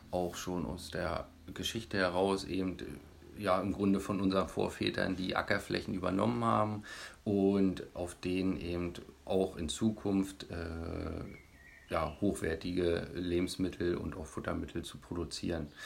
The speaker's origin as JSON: {"language": "German", "town": "Bonese", "region": "Saxony-Anhalt", "country": "Germany", "tie": "born or raised there", "said": "Ich bin hier in Bonese aufgewachsen"}